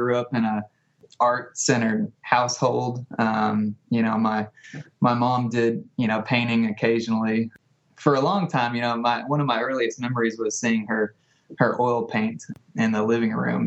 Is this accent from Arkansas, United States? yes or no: yes; Jonesboro, Arkansas, United States; I'm from Jonesboro, Arkansas. I've lived here pretty much my whole life.